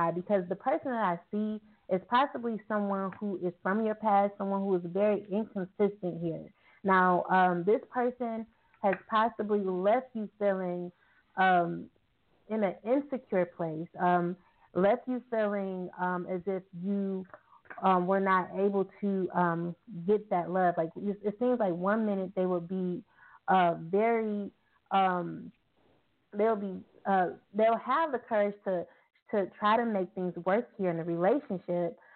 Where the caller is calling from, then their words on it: Arizona, United States; I'm calling from Arizona.